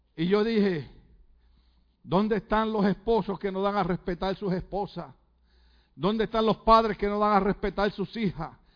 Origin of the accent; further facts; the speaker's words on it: Puerto Rico; yo como soy puertorriqueño